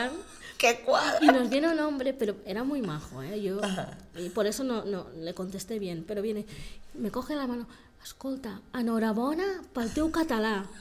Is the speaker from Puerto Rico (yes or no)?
no; Equatorial Guinea; yo, opto y ya digo, ¿de dónde eres? Guinea Ecuatorial, ya está.